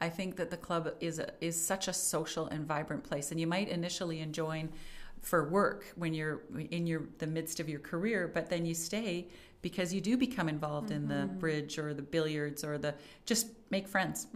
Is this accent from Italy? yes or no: no; Calgary, Alberta, Canada; also born or lived in Ottawa / Vancouver; born and raised in Calgary